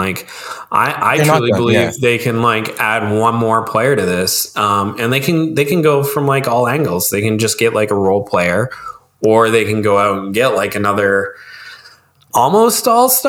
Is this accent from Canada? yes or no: yes; Canada; I'm gonna hope on the Maple-y, Canuck-y goodness of being a Canadian, right?